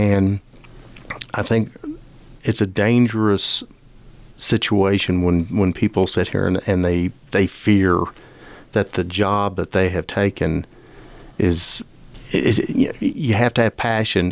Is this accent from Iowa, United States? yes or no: no; Lubbock, Texas, United States; also born or lived in Madison, Wisconsin / Austin / San Diego / Phoenix; I grew up in Lubbock, and my family was affected by the 1970 tornado